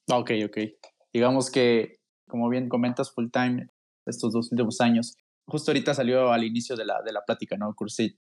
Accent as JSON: {"language": "Spanish", "country": "Mexico", "said": "yo soy mexicano"}